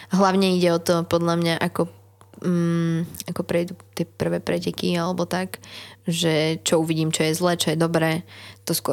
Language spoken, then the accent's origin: Slovak; Šenkvice, Bratislava Region, Slovakia; ale našťastie ja som zo Šenkovic, kde je BMX hala, čo je podobné pamtrku, takže ja trénujem tam väčšinu času